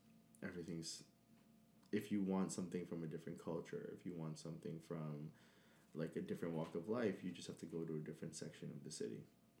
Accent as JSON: {"language": "English", "region": "New York", "country": "United States", "tie": "born or raised there", "said": "I am born and bred in New York. I'm from the Heights, Washington Heights specifically."}